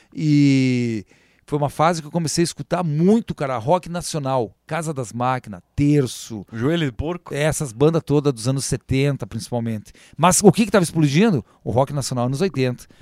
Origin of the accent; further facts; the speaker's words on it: Três Vendas, Rio Grande do Sul, Brazil; eu sou das Três Vendas, eu amo as Três Vendas